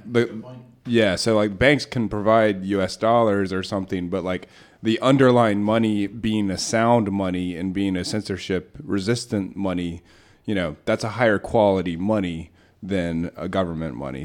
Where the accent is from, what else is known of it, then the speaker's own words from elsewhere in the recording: United States; I'm like an American